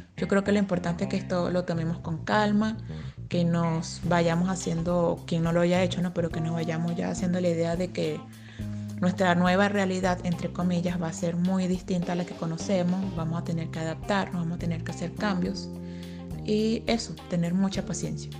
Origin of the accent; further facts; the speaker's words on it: Venezuela; now in Chile; soy venezolana